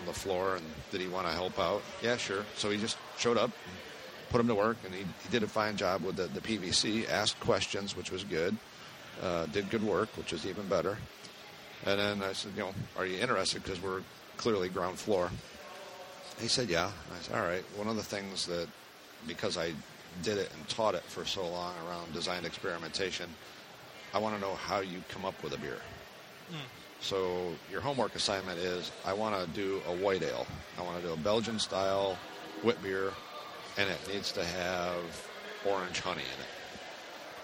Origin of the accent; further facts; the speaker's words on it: Finger Lakes, New York, United States; also born or lived in Charlotte, North Carolina; now in Lowell, United States; I grew up over in the Finger Lakes part of New York